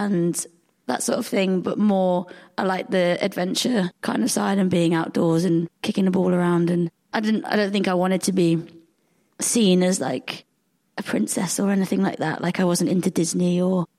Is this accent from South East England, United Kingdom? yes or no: no; Devon, South West England, United Kingdom; moved away as an adult; also born or lived in Hackney, London; now in Birmingham, United Kingdom; So I spent the first 3 years growing up in East London, and then we moved to Devon when I was three and grew up in the countryside